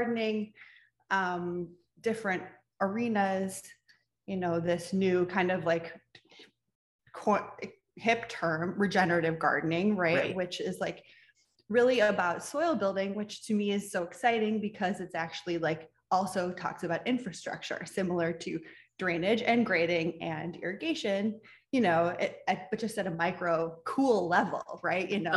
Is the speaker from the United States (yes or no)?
yes; Midwest, United States; now in Southern California, United States; I grew up in the Midwest surrounded by cornfields